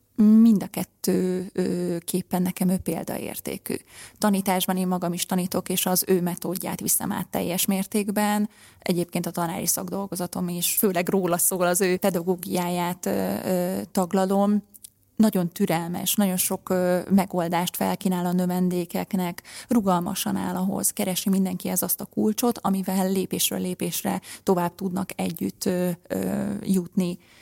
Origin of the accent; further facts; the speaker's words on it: Komló, Baranya, Hungary; Komlói származású vagyok, és ott a helyi ének zenetagozatos általános iskolába lettem ráadásul beiratva